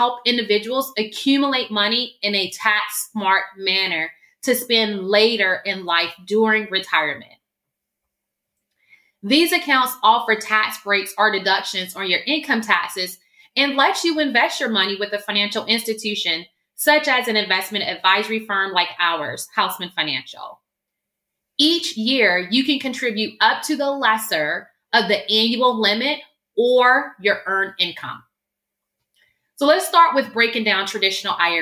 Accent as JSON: {"language": "English", "town": "Augusta", "region": "Georgia", "country": "United States", "tie": "born or raised there", "moved": "as an adult", "lives_now": "California, United States", "said": "I was born and raised in Augusta, Georgia"}